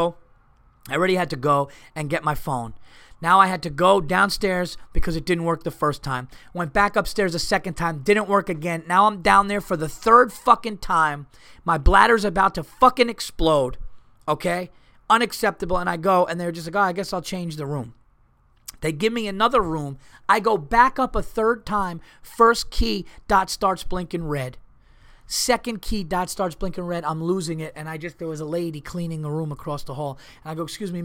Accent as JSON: {"language": "English", "town": "Montreal", "region": "Quebec", "country": "Canada", "said": "I come from Montreal, where winters are absolutely brutal."}